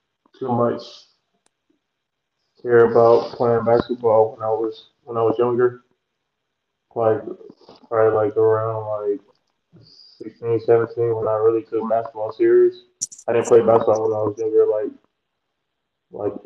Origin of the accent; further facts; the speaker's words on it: Hinesville, Georgia, United States; also born or lived in Vidalia, Georgia; I'm not from Hinesville, but I grew up in Hinesville. I was born in Vandalia, Georgia, but I claim Hinesville because I was raised there since I was in middle school